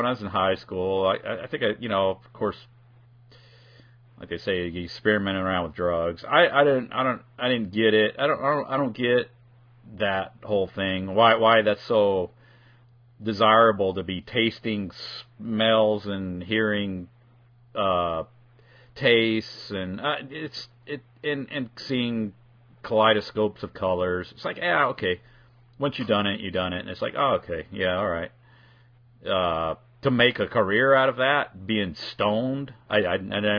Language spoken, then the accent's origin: English; California, United States; moved away; I'm originally from California